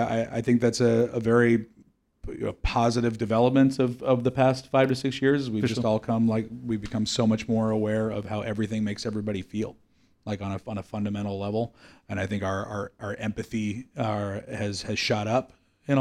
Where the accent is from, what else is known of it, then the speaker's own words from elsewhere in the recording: Oakland, California, United States; I'm from Oakland, which is, you know, near San Francisco